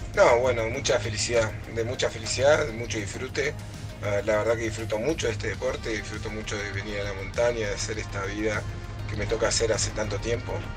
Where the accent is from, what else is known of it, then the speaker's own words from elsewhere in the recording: Argentina; soy atleta paralímpico argentino, represento eh, Argentina